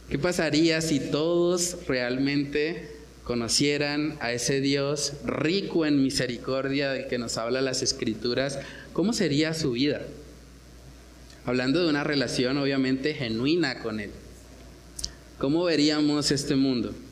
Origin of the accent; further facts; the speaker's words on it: Santander, Colombia; porque yo no me la dejo montar porque yo soy santandereano y porque a mí el que me la hace me la paga